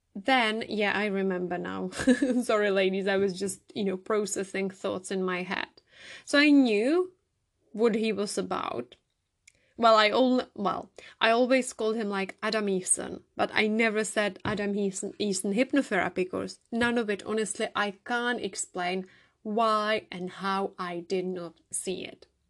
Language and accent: English; Czechia; English is a second language; moved away as an adult; now in United Kingdom; I am originally from the Czech Republic, as you can hear from my accent